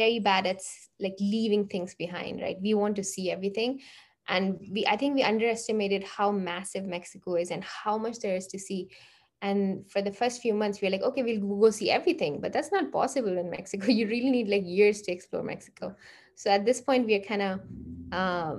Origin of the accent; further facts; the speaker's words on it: India; moved away as an adult; also born or lived in Canada; we grew up in India